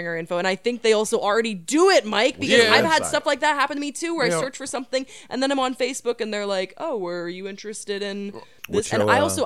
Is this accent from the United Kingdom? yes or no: no; Belgium; now in United States; growing up in Belgium